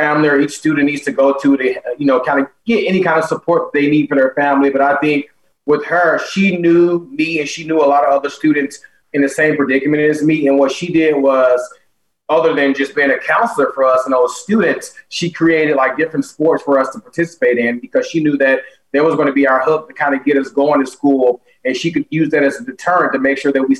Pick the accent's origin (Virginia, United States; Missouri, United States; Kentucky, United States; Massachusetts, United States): Missouri, United States; St. Louis; Growing up in St. Louis was extremely tough